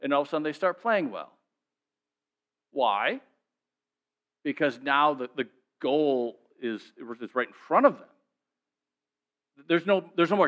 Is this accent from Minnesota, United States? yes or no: yes; Minnesota, United States; I'm from Minnesota